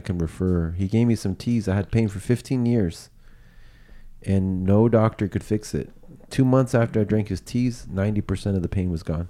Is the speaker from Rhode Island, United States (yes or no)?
no; San Jose, California, United States; also born or lived in Campbell, California; I grew up in San Jose